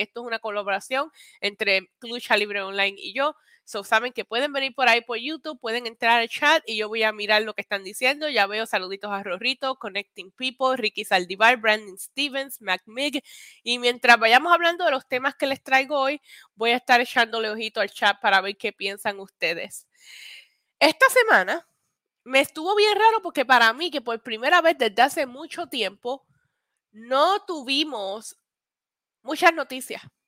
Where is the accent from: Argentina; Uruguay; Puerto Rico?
Puerto Rico; Vega Baja; yo me crié en Vega Baja, pero fui a la escuela en Vega Alta.